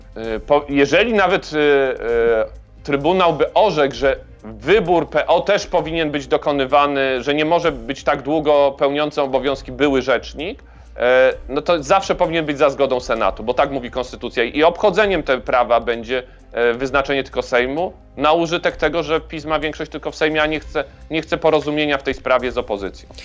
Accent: Kraków, Lesser Poland, Poland; razem jesteśmy z Krakowa

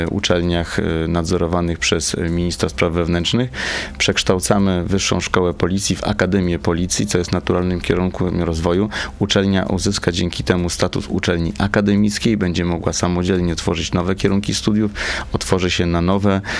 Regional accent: Warsaw, Masovian Voivodeship, Poland; będąc warszawiakiem

